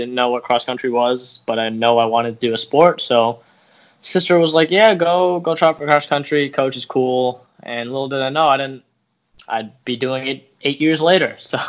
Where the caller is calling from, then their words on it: Skokie, Illinois, United States; Calling from Skokie, Illinois, about 20 minutes north of Chicago.